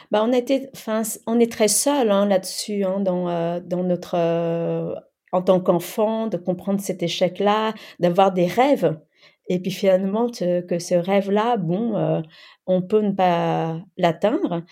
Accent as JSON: {"language": "French", "country": "France", "tie": "born or raised there", "also_born_or_lived": "Cambodia / Thailand", "second_language": "French", "said": "je suis arrivée à l'âge de 7 ans en France et euh, avant cela donc je, je suis née au Cambodge et j'ai vécu dans les camps de réfugiés en Thaïlande"}